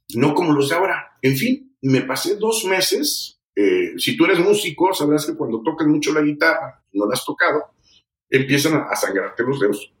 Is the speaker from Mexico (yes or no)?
yes; San Luis Potosí, Mexico; Yo nací en San Luis Potosí, México